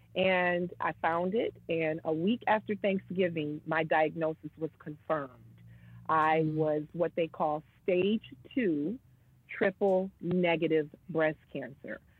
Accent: Michigan, United States; moved away as an adult; also born or lived in New York; relocate and come back to my hometown.

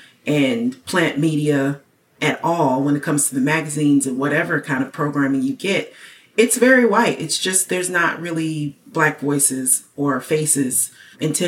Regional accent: United States; as an American

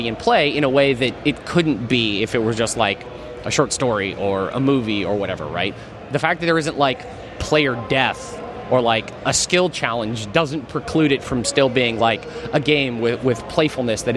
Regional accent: Wyoming, United States; moved away; we are both from Wyoming. The national forest where the game is set is basically halfway between the two towns where we grew up

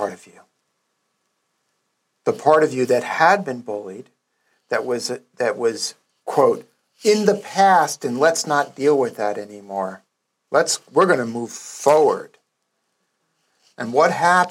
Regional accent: New York City, New York, United States; I'm a kid from Brooklyn.

